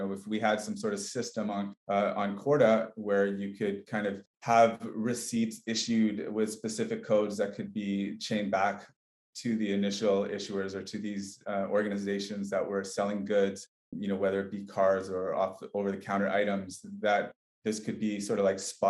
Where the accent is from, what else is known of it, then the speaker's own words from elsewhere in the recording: Canada; moved away as an adult; also born or lived in British Columbia / Barcelona, Spain; I'm originally from Canada.